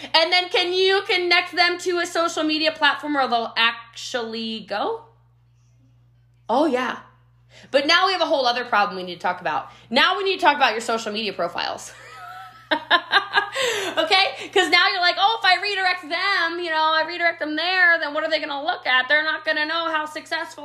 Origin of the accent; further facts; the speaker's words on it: Frederick County, Maryland, United States; moved away as an adult; also born or lived in Rockville, Maryland; now in Frisco, Texas, United States; I'm from Maryland originally, Frederick County, Maryland